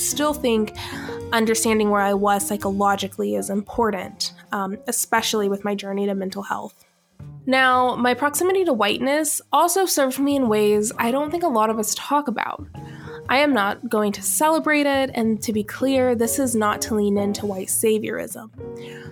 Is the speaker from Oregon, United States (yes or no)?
no; Alpharetta, Georgia, United States; I grew up in Alpharetta, Georgia, which is now Johns Creek.